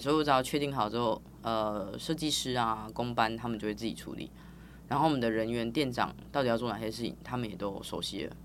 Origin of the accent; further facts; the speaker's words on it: Tainan, Taiwan; 我是台南人